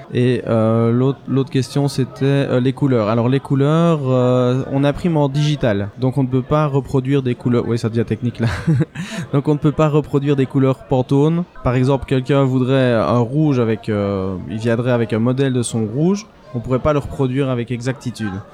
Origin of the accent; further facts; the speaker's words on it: Belgium; je suis belge